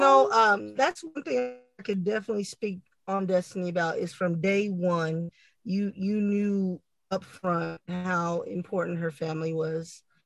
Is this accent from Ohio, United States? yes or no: no; San Antonio, Texas, United States; we're from Texas, San Antonio, uh, to be exact